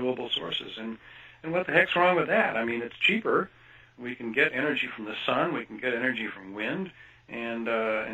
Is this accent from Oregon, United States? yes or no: no; Kansas, United States; moved away; I grew up in Kansas, actually, for part of my life, and went to the University of Kansas